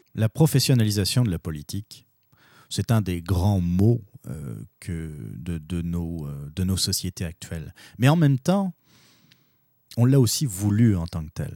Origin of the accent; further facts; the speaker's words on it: Quebec, Canada; nous, notre identité, en tant que Québécois